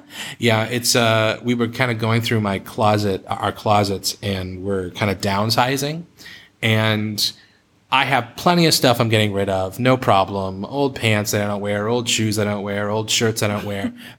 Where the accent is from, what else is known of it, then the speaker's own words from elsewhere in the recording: Boston, Massachusetts, United States; moved away; growing up in Boston, in case you forgot, that's where I grew up. Growing up in Boston, it's an Irish Catholic kind of town.